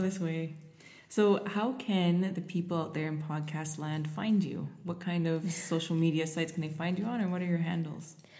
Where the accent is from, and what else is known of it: Canada